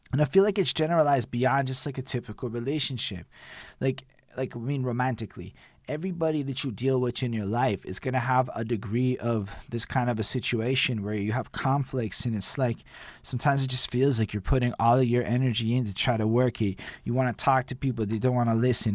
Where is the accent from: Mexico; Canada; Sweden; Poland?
Canada; as a Canadian